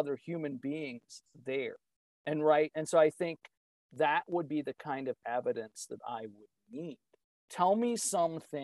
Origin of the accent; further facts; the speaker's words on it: East Coast, United States; moved away as an adult; now in Midwest, United States; I grew up on the East Coast, but now I live in the Midwest. I've been here for 25 years